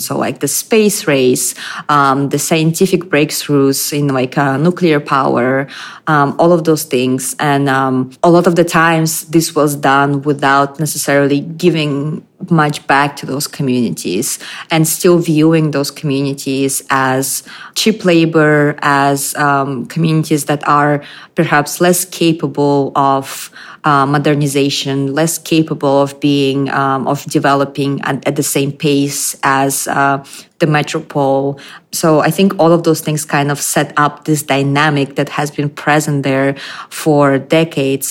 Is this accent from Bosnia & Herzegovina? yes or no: no; Astana, Kazakhstan; moved away as an adult; now in Brooklyn, United States; I'm coming from um, Astana, which is the capital city of Kazakhstan.